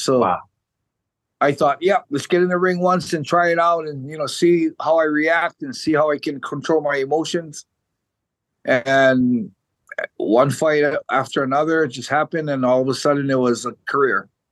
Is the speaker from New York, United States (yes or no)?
no; Hawaii, United States; moved away as an adult; now in Japan; I was born in 1967, and I I grew up in Hawaii all the way till I was 23 years old.